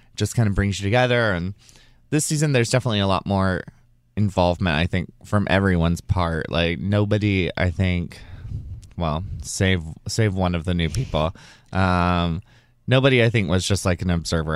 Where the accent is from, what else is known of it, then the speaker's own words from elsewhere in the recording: Alabama, United States; I'm from Alabama